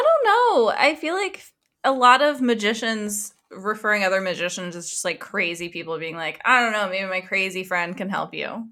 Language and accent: English; United States; we're American